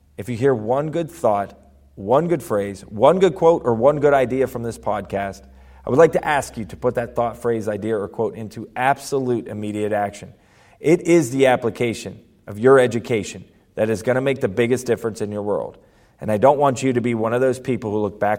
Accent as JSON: {"language": "English", "region": "Ohio", "country": "United States", "said": "I'm from Ohio"}